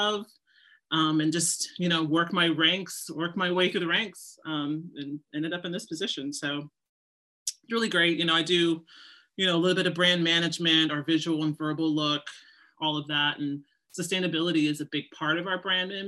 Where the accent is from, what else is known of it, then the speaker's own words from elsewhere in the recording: Seattle, Washington, United States; moved away as an adult; also born or lived in New York; I grew up actually in Seattle, Washington. And then I moved out to New York, you know, to go to FIT in the early 2000s.